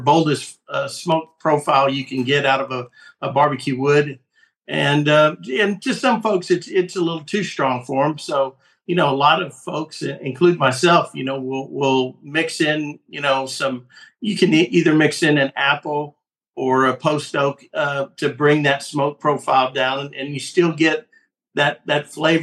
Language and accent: English; Fort Stockton, Texas, United States; I'm originally from West Texas. Shout out to Fort Stockton, my little hometown out in West Texas